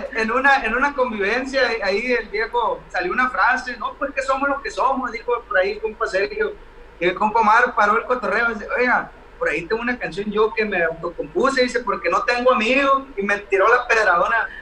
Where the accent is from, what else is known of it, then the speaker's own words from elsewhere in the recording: Mocorito, Sinaloa, Mexico; somos de Mocorito, un pueblito eh, muy bonito, le mandamos un saludo a toda la raza de Mocorito, nuestras raíces